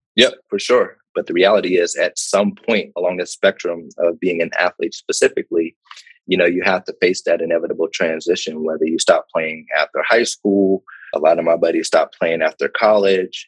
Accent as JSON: {"language": "English", "town": "Pittsburgh", "region": "Pennsylvania", "country": "United States", "tie": "born or raised there", "also_born_or_lived": "Ann Arbor, Michigan / West Virginia / New York / Chicago", "moved": "as an adult", "said": "I'm originally from Pittsburgh, Pennsylvania"}